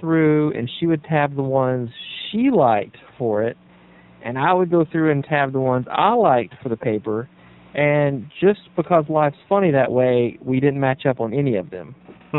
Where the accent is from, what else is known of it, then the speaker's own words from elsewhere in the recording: Gardendale, Alabama, United States; my hometown paper where I grew up, which is here in Gardendale.